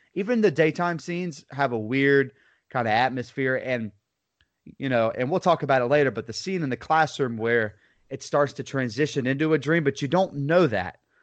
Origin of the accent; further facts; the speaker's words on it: Lake Wales, Florida, United States; I'm from Lake Wales, Florida, good old Polk County